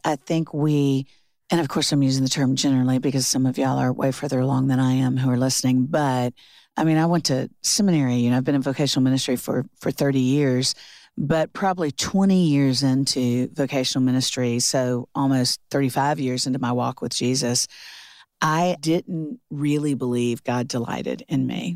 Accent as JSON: {"language": "English", "town": "Orlando", "region": "Florida", "country": "United States", "also_born_or_lived": "Alabama / South Carolina", "moved": "as an adult", "lives_now": "Nashville, United States", "said": "I'm from Orlando, Florida."}